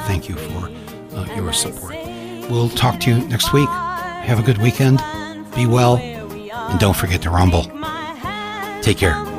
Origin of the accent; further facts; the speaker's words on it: United States; as an American